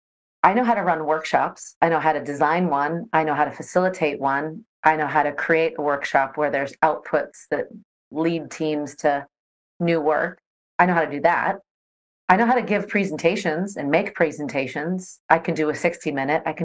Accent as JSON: {"language": "English", "town": "Seattle", "region": "Washington", "country": "United States", "tie": "born or raised there", "also_born_or_lived": "Netherlands / Sydney, Australia", "moved": "as an adult", "said": "I grew up in the Seattle area and went to the University"}